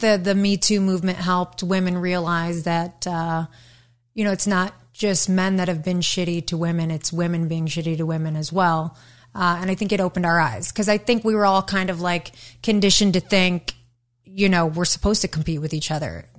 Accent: Detroit, Michigan, United States; I'm from Detroit

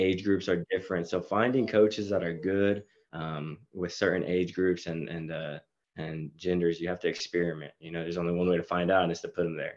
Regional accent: Marble Falls, Texas, United States; moved away as an adult; now in Oklahoma, United States; I'm actually from Aus-, Marble Falls, Texas, uh, near the Austin area.

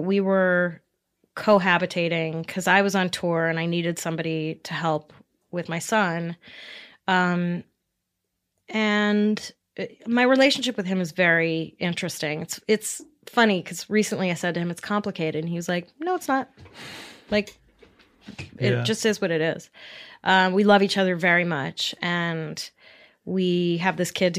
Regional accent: New York, United States; I grew up in New York

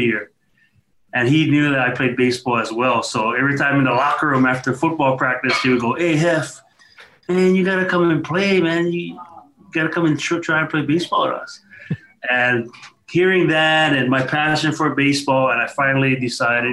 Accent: North Shore, Oahu, Hawaii, United States; I grew up on the North Shore in Ho'ula. Went to Kahuku High School.

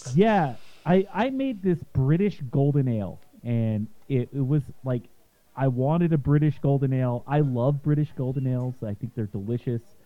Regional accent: Utah, United States; now in Jefferson County, Colorado, United States; I'm from Utah um, originally

